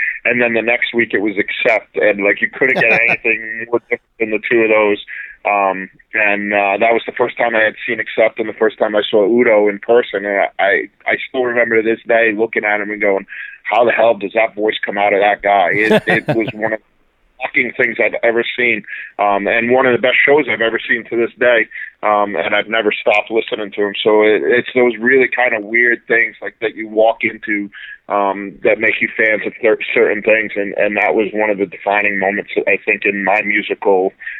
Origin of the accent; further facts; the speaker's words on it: Rhode Island, United States; moved away as an adult; now in New Jersey, United States; I moved away from Rhode Island for college. I went to Syracuse, and then I moved to New Jersey soon after, and I've been here in New Jersey longer than I grew up in Rhode Island.